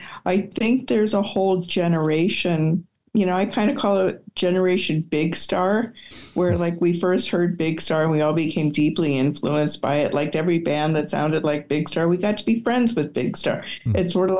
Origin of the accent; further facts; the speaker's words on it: Pennsylvania, United States; I grew up in Pennsylvania.